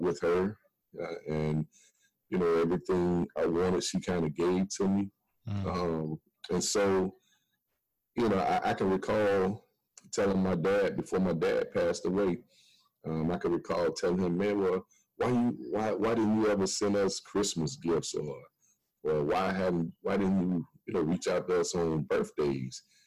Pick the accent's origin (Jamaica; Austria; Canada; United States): United States; Midwest; now in Miami, United States; I was born in Miami, but of course I was raised in the Midwest